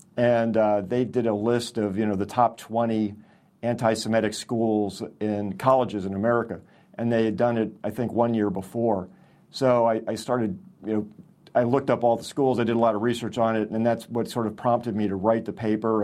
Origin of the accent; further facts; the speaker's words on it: Miami, Florida, United States; I grew up in Miami, Florida